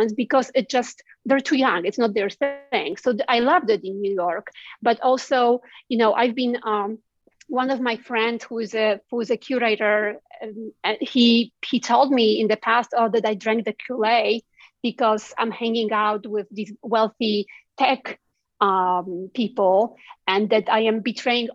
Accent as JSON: {"language": "English", "country": "Poland", "tie": "born or raised there", "moved": "yes", "lives_now": "United States", "said": "growing up in Poland and looking at America"}